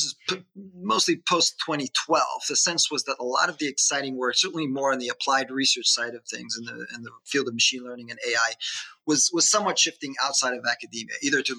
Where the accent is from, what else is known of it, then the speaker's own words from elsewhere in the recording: Israel; moved away as an adult; now in United States; I born and raised in Israel.